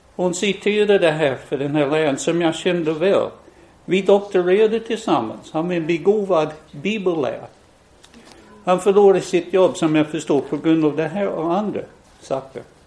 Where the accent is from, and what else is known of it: West Virginia, United States; born or raised there; now in Sweden